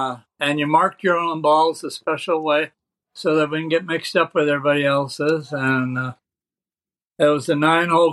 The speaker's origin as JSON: {"language": "English", "town": "Sacramento", "region": "California", "country": "United States", "tie": "born or raised there", "also_born_or_lived": "Red Bluff, California / Santa Barbara, California", "said": "I was born in Red Bluff, which was 30 miles or 40, I don't know, miles away. And then at about 2 years old, moved to Sacramento."}